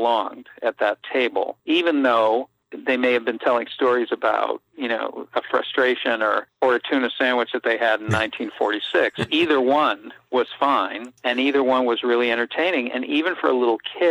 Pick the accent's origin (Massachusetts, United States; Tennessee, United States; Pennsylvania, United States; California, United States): Massachusetts, United States; Boston; I grew up in Dorchester in the 60s and early 70s